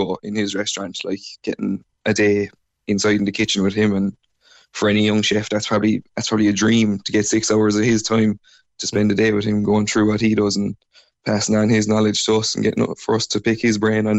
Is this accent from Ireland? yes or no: yes; Ballycotton, Munster, Ireland; I suppose growing up in Ballycotton, like, I would have always had fish and seafood around me.